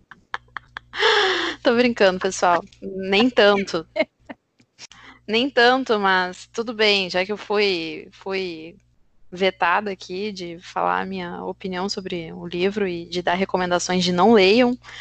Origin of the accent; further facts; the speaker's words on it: Brazil; enquanto brasileiros